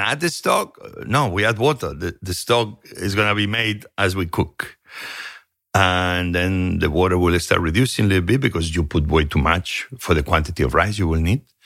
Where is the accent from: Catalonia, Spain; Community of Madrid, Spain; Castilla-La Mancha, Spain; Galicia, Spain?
Catalonia, Spain; Barcelona; moved away; also born or lived in Asturias, Spain / Santa Coloma de Cervelló, Spain; The moment I began having memories was moving to Barcelona.